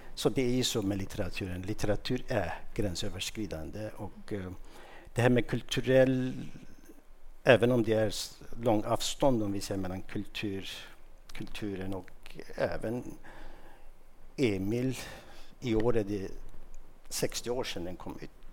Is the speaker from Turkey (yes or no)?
yes; Mardin, Turkey; first language Kurdish; Swedish is a second language; moved away as an adult; now in Sweden; i min hemstad, i, i Mardin